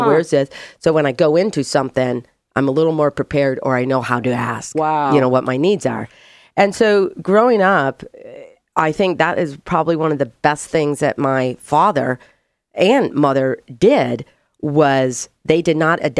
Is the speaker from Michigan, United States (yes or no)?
yes; Michigan, United States; Born and raised in Michigan, so I'm a Great Lakes Midwest Michigan strong girl.